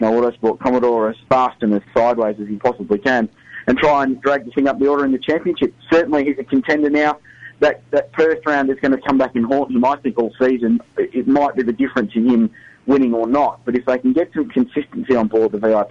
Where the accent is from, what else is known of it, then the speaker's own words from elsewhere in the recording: Adelaide, South Australia, Australia; I'm from Adelaide, so it's a city that knows its motorsport and will back an event